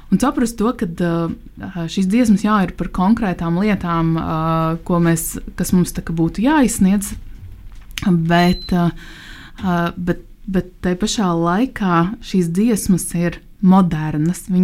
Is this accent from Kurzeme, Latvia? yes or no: yes; Liepāja, Kurzeme, Latvia; cik es pati nāku no Liepājas